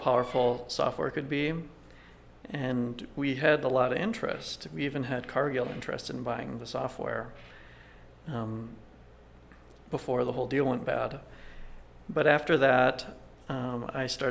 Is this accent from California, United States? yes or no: no; Minneapolis, Minnesota, United States; moved away as an adult; also born or lived in Philadelphia / Russia; now in Albuquerque, United States; I was born in Philadelphia, but I mostly grew up in Minneapolis